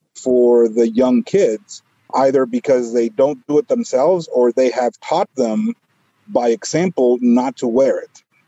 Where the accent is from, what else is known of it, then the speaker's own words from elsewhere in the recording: Guatemala; moved away as an adult; now in United States; I was born in Guatemala